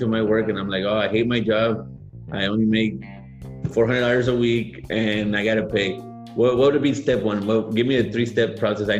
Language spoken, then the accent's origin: English; Mexico City, Mexico; now in United States; I'm from Mexico City